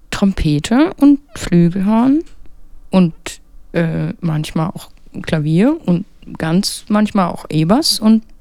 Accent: Lübow, Mecklenburg-Vorpommern, Germany; Ich komme aus, ähm, aus Lüblow.

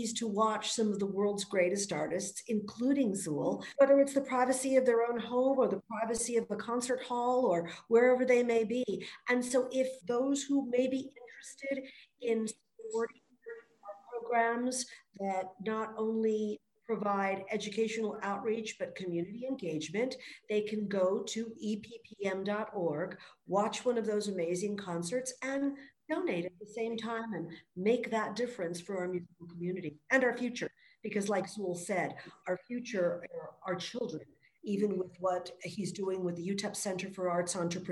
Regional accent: El Paso, Texas, United States; also born or lived in Los Angeles, United States; So I grew up in Los Angeles. I moved here when I was about 10, 11. And El Paso is home

